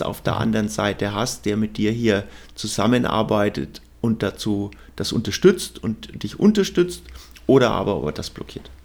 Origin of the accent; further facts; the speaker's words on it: Bavaria, Germany; bei uns in Bayern